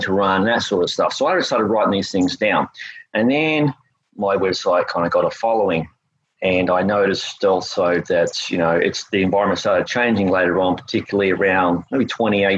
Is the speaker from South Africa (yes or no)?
no; Australia; moved away as an adult; also born or lived in North Florida, United States; now in United States; I'm originally from Australia. I moved to the United States around about 1998.